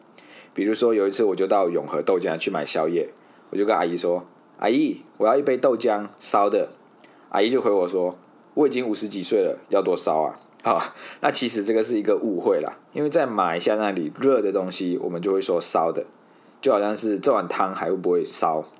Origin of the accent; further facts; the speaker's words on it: Fuzhou, Fujian, China; accent: Fuzhounese; 因为我是福州人，那我们的方言是福州话，所以当我在讲台语的时候，有可能会用到一些福州话的音